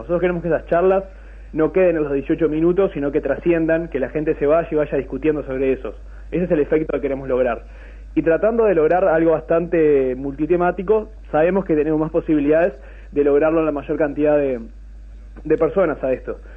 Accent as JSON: {"language": "Spanish", "region": "Durazno", "country": "Uruguay", "tie": "born or raised there", "said": "yo soy oriundo de Durazno"}